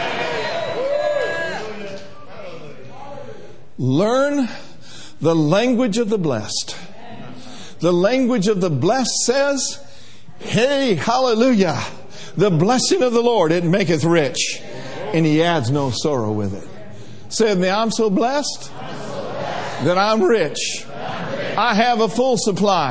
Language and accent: English; Minnesota, United States; we grew up in Minnesota